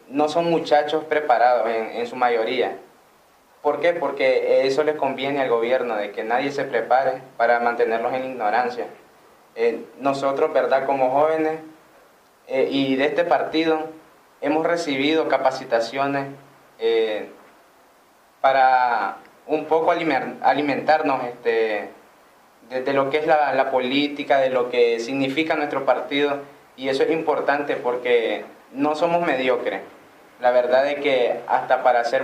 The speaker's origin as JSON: {"language": "Spanish", "country": "Nicaragua", "said": "como nicaragüenses"}